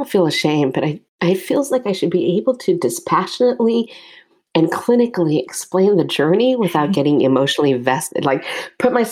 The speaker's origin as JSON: {"language": "English", "country": "United States", "said": "I am Asian American. I'm Chinese American specifically."}